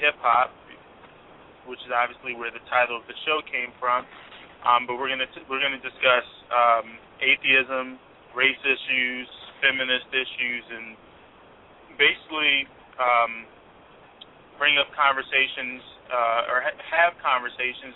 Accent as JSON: {"language": "English", "town": "Washington", "region": "District of Columbia", "country": "United States", "said": "I'm from D.C. I'm representing D.C."}